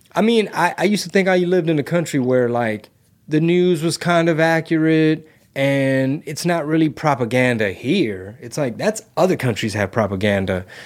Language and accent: English; United States; growing up in the United States of America